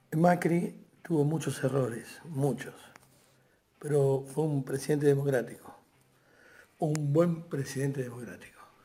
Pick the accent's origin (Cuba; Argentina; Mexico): Argentina; Soy solamente un argentino encerrado en el living de su casa